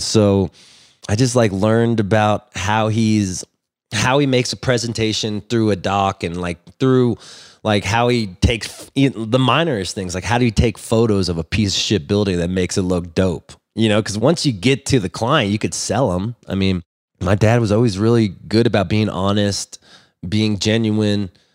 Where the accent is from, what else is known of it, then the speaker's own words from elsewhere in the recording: Los Angeles, California, United States; I grew up in Los Angeles